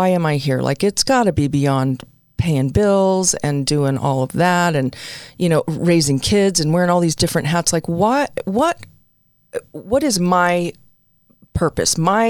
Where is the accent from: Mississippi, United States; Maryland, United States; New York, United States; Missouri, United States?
New York, United States; New York City; moved away; also born or lived in New Jersey; I'm an Italian-American girl. I was born in the Bronx, raised a little bit in Jersey